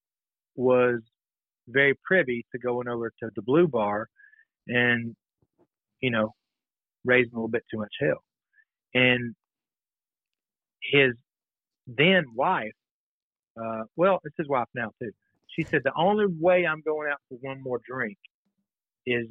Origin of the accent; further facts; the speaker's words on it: Alabama, United States; moved away; I'm from Alabama